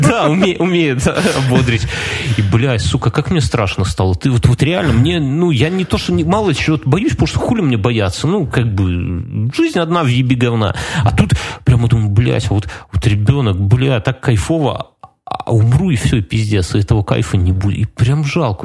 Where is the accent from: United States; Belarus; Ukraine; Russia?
Belarus